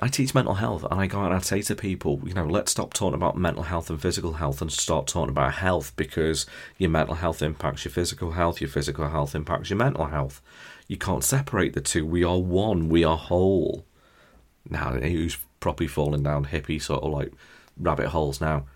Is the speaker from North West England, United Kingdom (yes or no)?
yes; near Liverpool, North West England, United Kingdom; we're from near Liverpool.